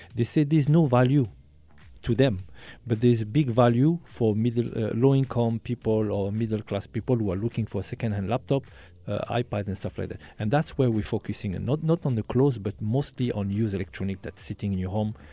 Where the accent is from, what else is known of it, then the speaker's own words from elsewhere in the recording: France; I was born and raised in France, um, uh, from, uh, Algerian parents